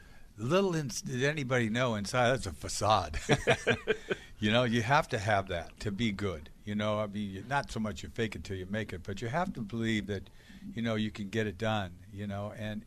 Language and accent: English; Boston, Massachusetts, United States